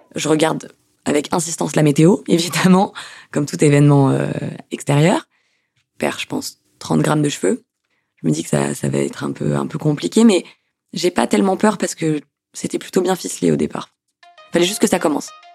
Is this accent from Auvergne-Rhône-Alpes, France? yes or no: no; Toulouse, Occitania, France; moved away as an adult; now in Rouen, France; Je viens de Toulouse